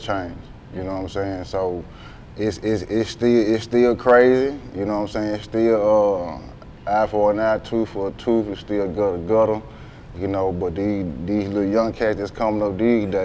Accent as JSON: {"language": "English", "town": "Memphis", "region": "Tennessee", "country": "United States", "tie": "born or raised there", "said": "I'm from South Memphis, Riverside."}